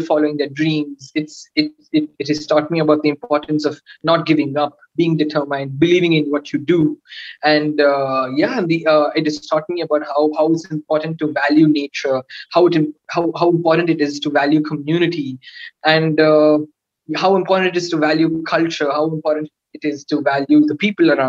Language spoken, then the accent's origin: English; Coimbatore, Tamil Nadu, India; my hometown